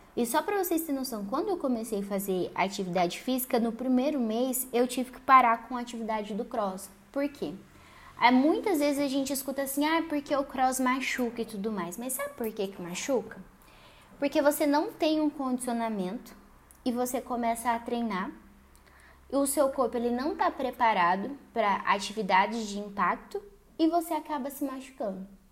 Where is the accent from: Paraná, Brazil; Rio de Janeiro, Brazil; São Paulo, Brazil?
Paraná, Brazil; sou aqui do Paraná